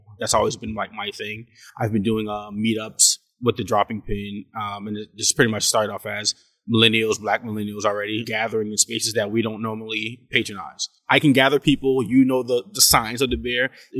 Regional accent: Charleston, South Carolina, United States; I'm born and raised right here in Charleston, South Carolina.

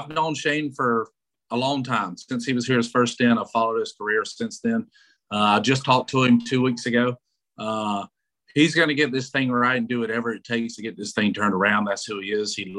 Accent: Georgia, United States; now in Houston, United States; we're from Georgia, so yeah. I was going to Braves games since I was 5 years old.

